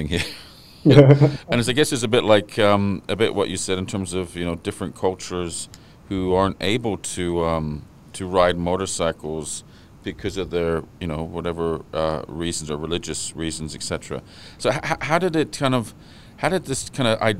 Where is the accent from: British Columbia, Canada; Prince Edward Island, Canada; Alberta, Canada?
British Columbia, Canada; Vancouver; I grew up in Vancouver